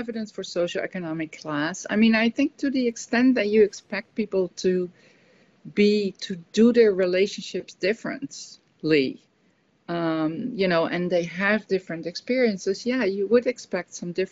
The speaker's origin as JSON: {"language": "English", "country": "Netherlands", "also_born_or_lived": "United States", "moved": "yes", "said": "when I come back to a Dutch context, that I'm more feeling my emotions as a Dutch person"}